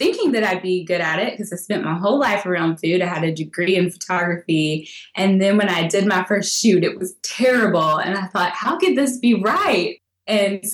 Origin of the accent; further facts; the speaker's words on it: Tennessee, United States; I'm from Tennessee